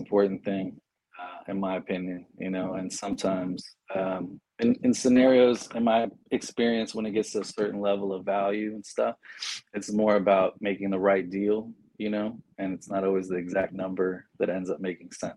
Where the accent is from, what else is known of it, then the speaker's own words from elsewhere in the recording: San Antonio, Texas, United States; I'm from San Antonio